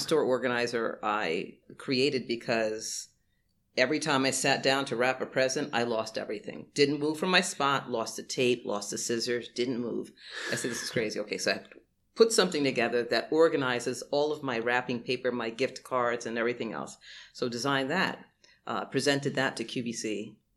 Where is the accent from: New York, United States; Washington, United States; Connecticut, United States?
New York, United States; New York City; I grew up in Brooklyn